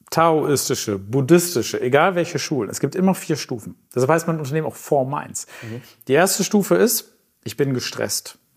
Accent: Hamburg, Germany; Okay, ich bin Hamburger, ich wohne in Winterhude

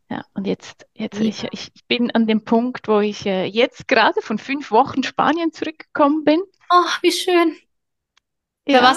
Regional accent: Switzerland; abgesehen vom Big Business, genau, bin ich äh, aus der Schweiz.

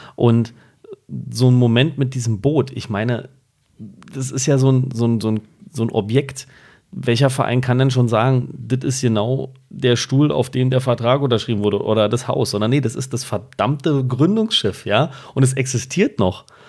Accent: Berlin, Germany; als Berliner

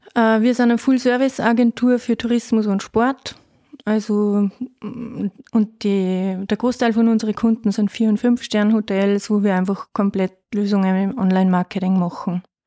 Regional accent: Faistenau, Salzburg, Austria; now in Waldviertel, Austria; Ich komme ursprünglich aus Feistenau, aus dem Salzkammergut, aus dem Schönen.

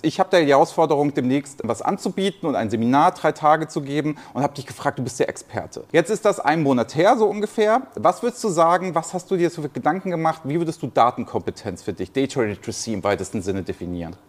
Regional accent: Hamburg, Germany; Ich bin heute in Hamburg, meiner Heimatstadt

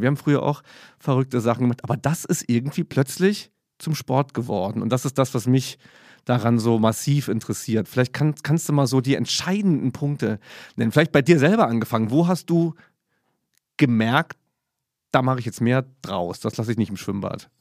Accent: Saarbrücken, Saarland, Germany; als ich in Saarbrücken dann auf der Schule war

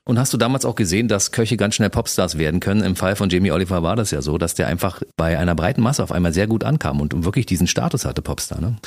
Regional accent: Berlin, Germany; Ich als Kaulsdorfer, wir haben ja. um die Ecke gewohnt

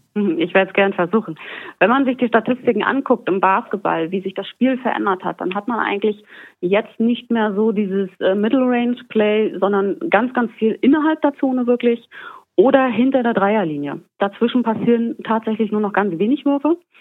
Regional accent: Germany; bei uns in Deutschland

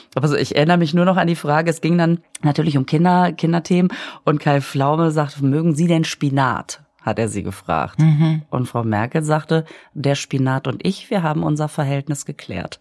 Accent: Düsseldorf, North Rhine-Westphalia, Germany; ich bin ja äh, am Flughafen aufgewachsen

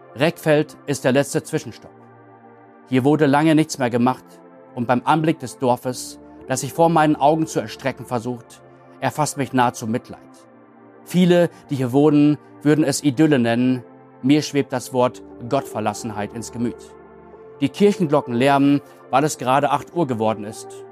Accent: Münsterland, North Rhine-Westphalia, Germany; moved away; ich komme halt aus dem Münsterland

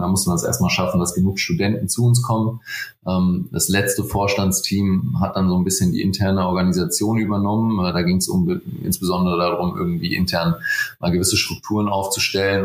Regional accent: Frankfurt, Hesse, Germany; ich komme aus Frankfurt, ich bin extrem heimatverbunden

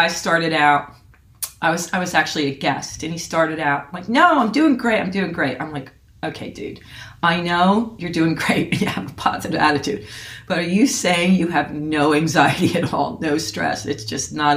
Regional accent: Phillipsburg, New Jersey, United States; moved away; in Phillipsburg, New Jersey.

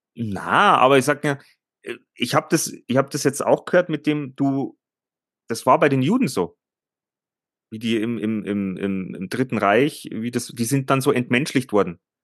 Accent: Germany; bei uns in Deutschland

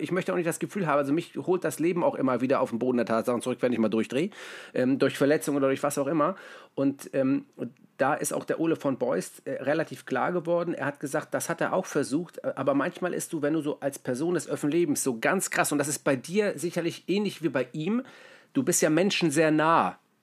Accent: Mümmelmannsberg, Hamburg, Germany; ich komme ja, wie gesagt, aus Müllmannsberg, ich bin bescheiden aufgewachsen

